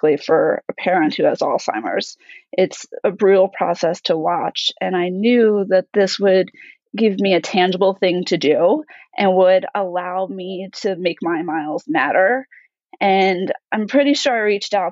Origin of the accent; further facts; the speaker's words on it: New York, United States; moved away; I'm originally from New York